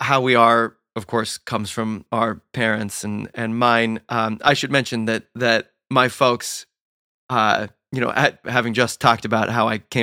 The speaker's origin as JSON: {"language": "English", "region": "Southern California", "country": "United States", "tie": "born or raised there", "said": "I grew up in Southern California"}